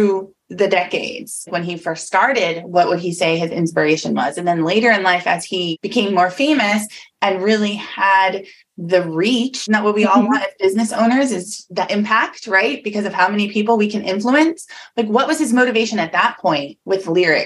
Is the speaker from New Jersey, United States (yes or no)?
yes; New Jersey, United States; moved away as an adult; also born or lived in Atlanta, Georgia; now in Florida, United States; I was born and raised in New Jersey my whole life